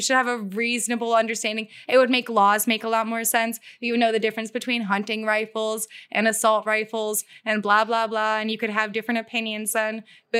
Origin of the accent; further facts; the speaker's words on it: United States; I love like America's lawlessness. Like I truly, like I love being an American.